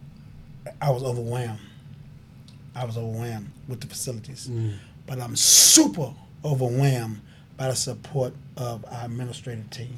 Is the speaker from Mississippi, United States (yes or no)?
yes; Tunica, Mississippi, United States; I'm from Tunica, Mississippi